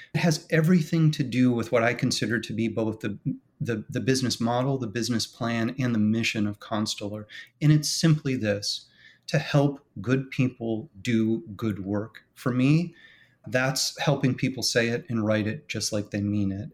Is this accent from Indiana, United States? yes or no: no; Michigan, United States; now in West Palm Beach, United States; when I was a boy growing up in Michigan